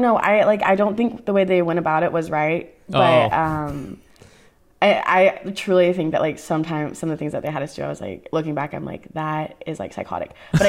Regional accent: Dallas, Texas, United States; born or raised there; also born or lived in Allen, Texas

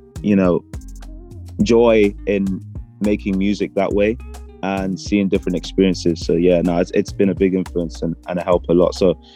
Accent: Northern Ireland, United Kingdom; also born or lived in London; I was born in London, and I originally moved to Northern Ireland when I was about, I'd say 7 or 10. And I grew up there. I went to secondary school there, primary school, like the whole lot.

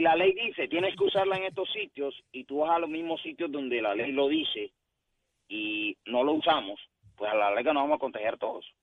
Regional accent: Colombia; now in Puerto Rico; yo no soy puertorriqueño, soy de Colombia

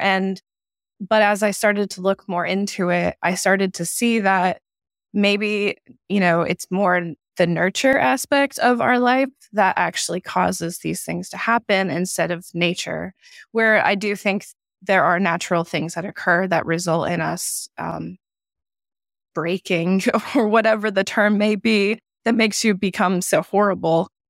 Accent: South Carolina, United States; I am from South Carolina

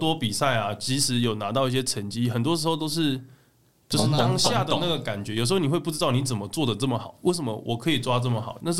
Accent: southern Taiwan, Taiwan; 我们算是南部的，我是台湾人嘛

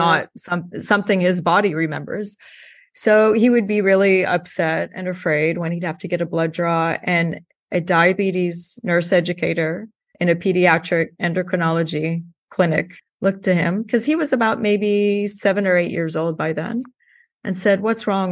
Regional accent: Houston, Texas, United States; moved away; I grew up in Houston, Texas.

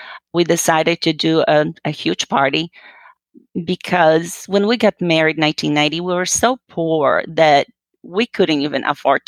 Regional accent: Poland; moved away as an adult; I'm originally actually from Poland. You know, I was born and raised, and I came here when I was, well, just about 19 years old after high school.

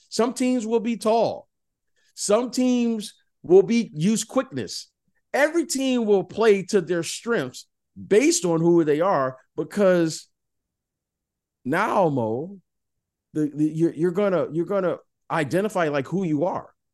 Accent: Detroit, Michigan, United States; I'm from Detroit

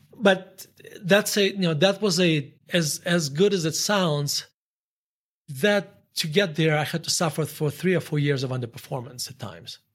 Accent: Murmansk, Murmansk Oblast, Russia; English is a second language; moved away as an adult; now in United States; So I grew up in, um, in Murmansk, Russia.

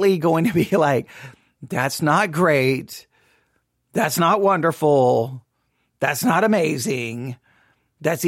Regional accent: Texas, United States; also born or lived in Abilene, Texas; I live here in Texas. I grew up in Texas

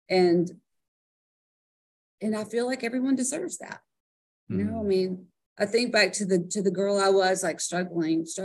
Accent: South Georgia, United States; I grew up in South Georgia, like, you know, like picking watermelons out of the field

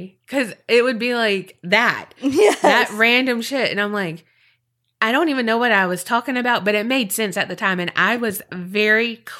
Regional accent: Louisiana, United States; Anyway, I'm from Northwest Louisiana. You know, the part that no one talks about.

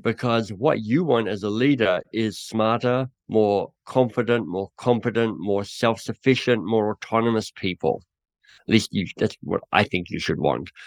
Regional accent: Australia; moved away as an adult; also born or lived in England; now in Canada; I'm Australian who now lives in Canada

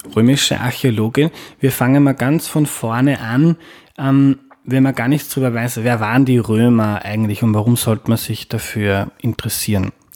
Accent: Austria; ich bin Österreicher

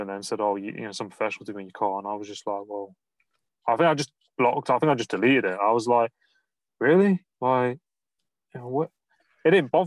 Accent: Nottingham, East Midlands, United Kingdom; I'm from Nottingham, and some of the words I pronounce, we drop the A's and the G's and the H's sometimes in the words.

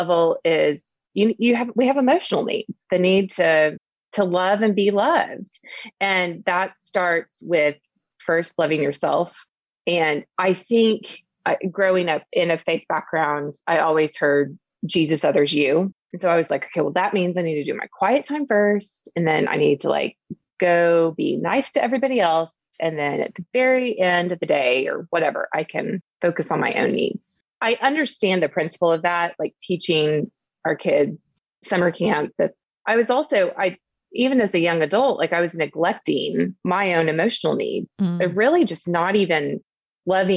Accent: Oklahoma, United States; also born or lived in Dallas; I'm from Oklahoma. My parents are from Oklahoma. My grandparents were from Oklahoma. Like we are people who are deeply rooted here.

